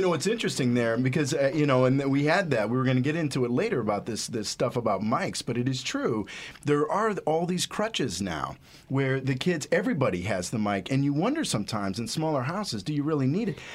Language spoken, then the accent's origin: English; Ohio, United States; when I was a kid growing up in Ohio